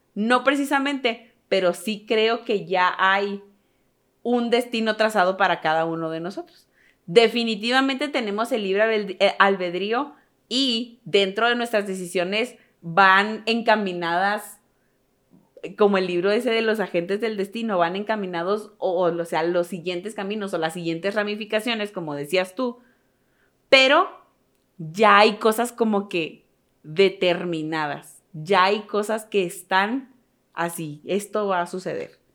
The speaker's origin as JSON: {"language": "Spanish", "region": "northern Mexico", "country": "Mexico", "said": "siendo tres hermanos norteños"}